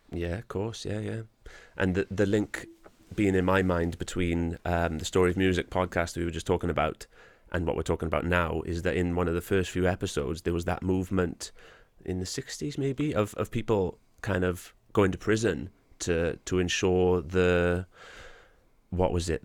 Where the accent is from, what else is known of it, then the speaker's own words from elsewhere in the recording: Wales, United Kingdom; I'm a proud Welshman, I'm proud to be Welsh